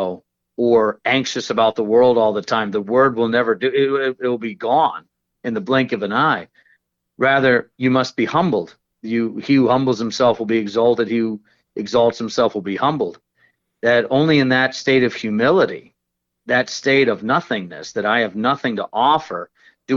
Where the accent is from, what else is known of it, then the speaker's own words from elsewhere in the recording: Georgia, United States; I'm from Georgia